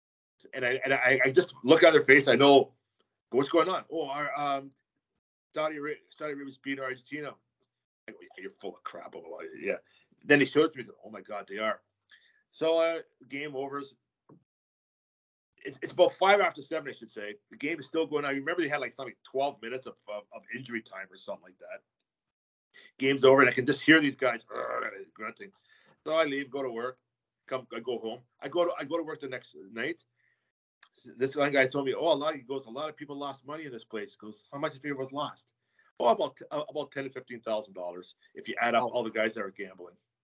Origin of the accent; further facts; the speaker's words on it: Canada; being a Canadian of Italian descent